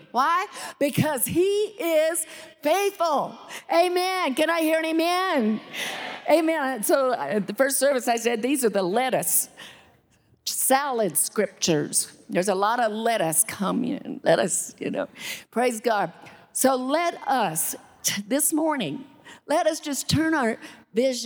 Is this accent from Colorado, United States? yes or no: yes; Salida, Colorado, United States; moved away; also born or lived in Alexandria; I was born in Salida